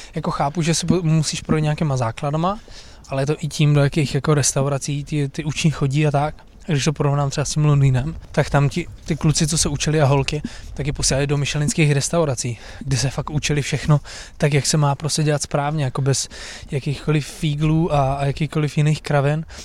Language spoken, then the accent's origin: Czech; Brno, South Moravian Region, Czechia; já jsem původně z Brna